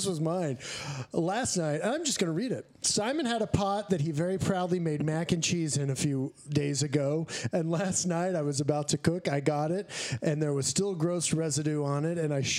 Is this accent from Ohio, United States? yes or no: no; Texas, United States; born or raised there